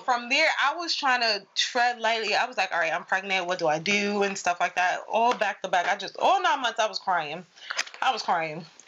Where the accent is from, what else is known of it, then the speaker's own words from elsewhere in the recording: New York, United States; I'm from New York